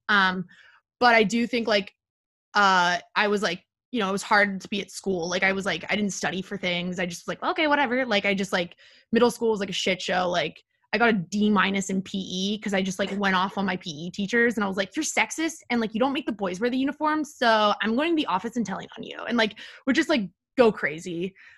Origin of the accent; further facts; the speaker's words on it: Palo Alto, California, United States; moved away as an adult; also born or lived in Washington, D.C.; now in New York, United States; I'm from Palo Alto, California, the techville of the world